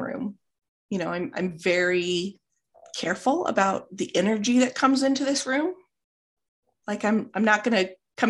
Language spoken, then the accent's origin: English; Midwest, United States; I'm from the Midwest.